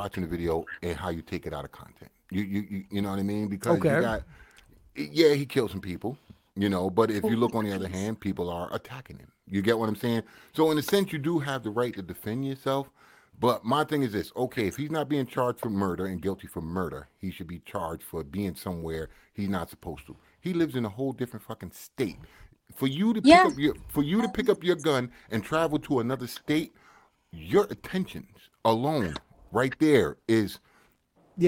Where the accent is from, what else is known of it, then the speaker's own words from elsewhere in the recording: United States; now in Canada; I'm from the States